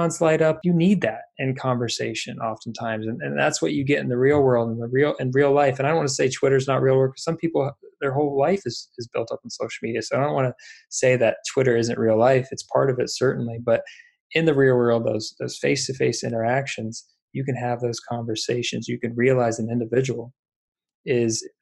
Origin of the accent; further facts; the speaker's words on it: Indiana, United States; I'm from Indiana